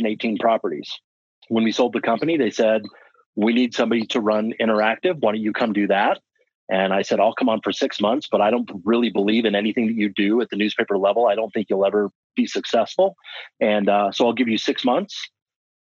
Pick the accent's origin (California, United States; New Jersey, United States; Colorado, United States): Colorado, United States; moved away as an adult; also born or lived in Washington; So I was actually born and raised in Colorado.